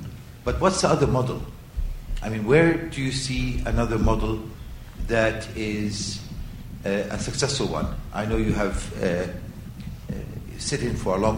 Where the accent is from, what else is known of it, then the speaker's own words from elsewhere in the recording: Jordan; I'm from Jordan.